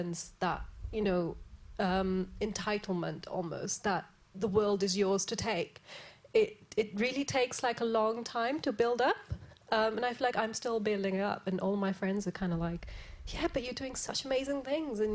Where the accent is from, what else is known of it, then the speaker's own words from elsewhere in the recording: Wales, United Kingdom; My parents migrated to the UK when I was about 8. So I grew up in Wales